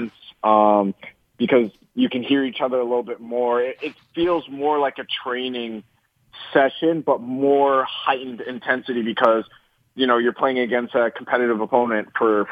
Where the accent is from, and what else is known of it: Canada; moved away as an adult; now in Los Angeles, United States